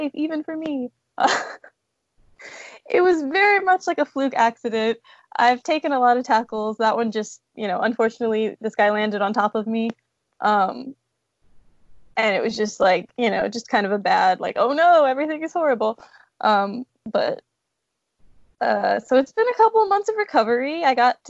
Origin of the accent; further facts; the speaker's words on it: Houston, Texas, United States; also born or lived in New York; I grew up in Houston